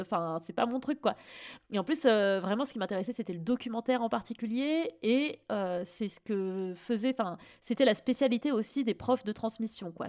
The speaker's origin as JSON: {"language": "French", "town": "Fontainebleau", "region": "Île-de-France", "country": "France", "tie": "born or raised there", "said": "j'ai grandi à Fontainebleau, mais enfin, tu vois, région parisienne aussi"}